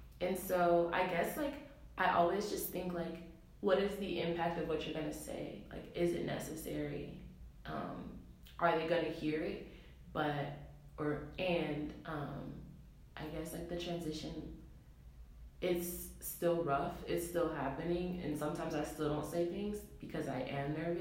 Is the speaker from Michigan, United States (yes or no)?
yes; Detroit, Michigan, United States; moved away as an adult; now in Evanston, United States; I came to Northwestern from Detroit